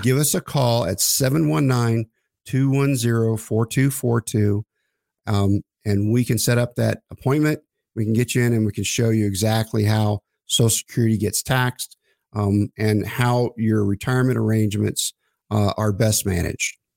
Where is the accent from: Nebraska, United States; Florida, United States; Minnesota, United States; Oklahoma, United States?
Oklahoma, United States; I grew up in Oklahoma